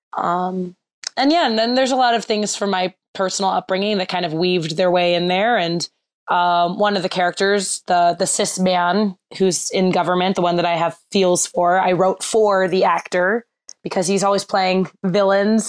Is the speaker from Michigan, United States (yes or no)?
yes; Bloomfield Hills, Michigan, United States; I grew up in Bloomfield Hills, Michigan, which has a really, really strong youth theater program